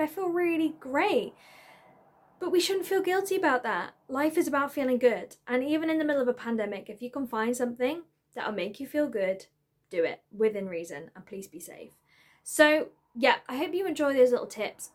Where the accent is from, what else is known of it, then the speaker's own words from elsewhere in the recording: Isle of Man; moved away; I am originally from the Isle of Man, and I kind of still class that as home because the majority of my family live there.